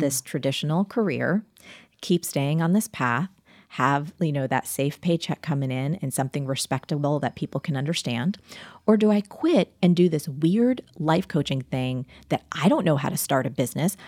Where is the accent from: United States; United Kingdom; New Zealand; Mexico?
United States; New Jersey; I'm from New Jersey